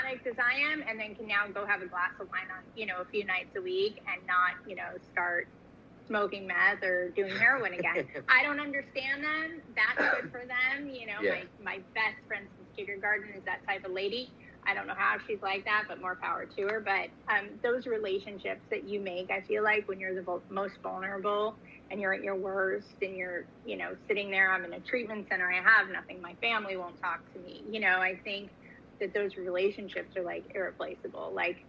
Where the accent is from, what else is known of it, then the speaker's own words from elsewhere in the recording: California, United States; also born or lived in New York; I was born in New York, grew up in California, back to New York, back to California, with some other cities sprinkled in there as well.